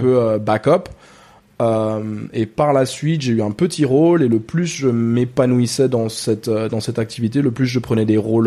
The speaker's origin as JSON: {"language": "French", "country": "Ghana", "tie": "born or raised there", "second_language": "French", "moved": "as an adult", "lives_now": "France", "said": "très tôt. Euh, très tôt, on a déménagé au Ghana et j'ai grandi là-bas. J'ai passé presque 20"}